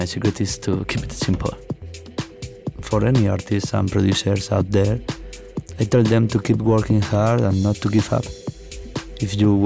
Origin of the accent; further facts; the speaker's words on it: Madrid, Community of Madrid, Spain; I'm from Madrid, Spain.